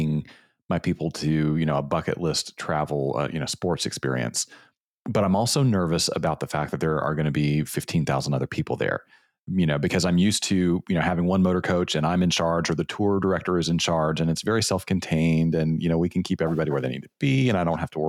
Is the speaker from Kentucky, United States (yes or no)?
yes; Lexington, Kentucky, United States; my hometown of Lexington, Kentucky. We're big Kentucky Wildcats basketball fans here.